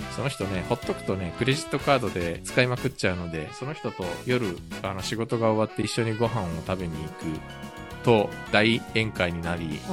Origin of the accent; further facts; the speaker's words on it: Japan; also born or lived in South Korea; 日本生まれ、韓国在住経験があり